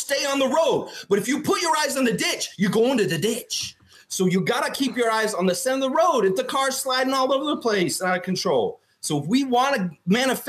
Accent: Tallahassee, Florida, United States; now in Toronto, Canada; I grew up in Tallahassee, Florida.

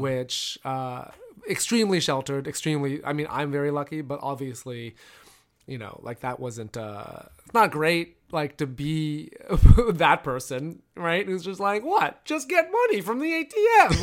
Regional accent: Toronto, Ontario, Canada; I grew up in Toronto

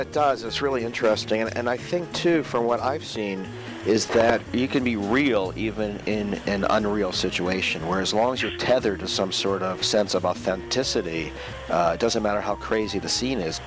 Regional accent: Maryland, United States; also born or lived in Northern Virginia; I'm from Northern Virginia and then Maryland.

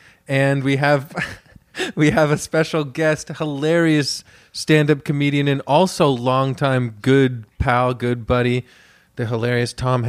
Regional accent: Canada; We're Canadian.

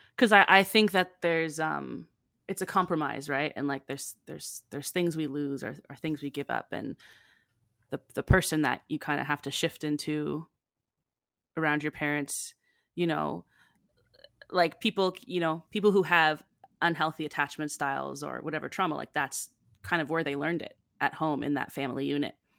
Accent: Campbellford, Ontario, Canada; growing up in Campbellford

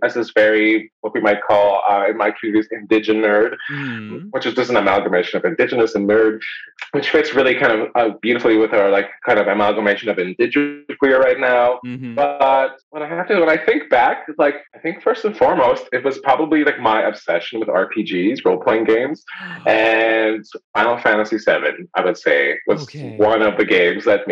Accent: Winnipeg, Manitoba, Canada; I grew up like in Winnipeg

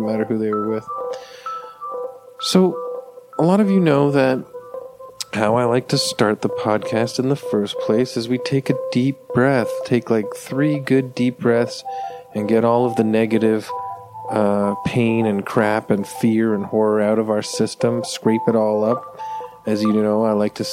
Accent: Canada; I'm a Canadian

